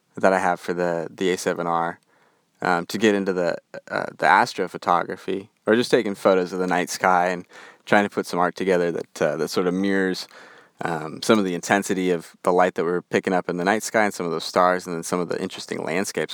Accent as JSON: {"language": "English", "region": "Western United States", "country": "United States", "accent": "Western", "said": "my Western accent"}